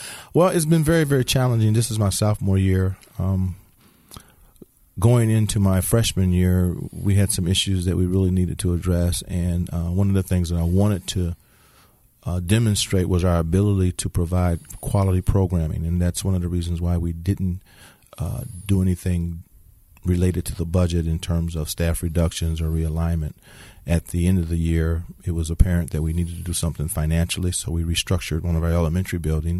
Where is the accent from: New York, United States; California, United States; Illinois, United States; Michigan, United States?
Illinois, United States; Markham; also born or lived in Indianapolis, United States / Chicago, United States; I was born in Indianapolis, Indiana. Moved to Chicago. Then moved to Markham, Illinois. And then from there I attended Bremen High School.